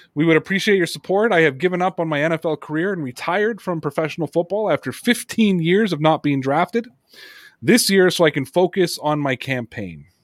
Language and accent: English; Toronto, Ontario, Canada; it's my hometown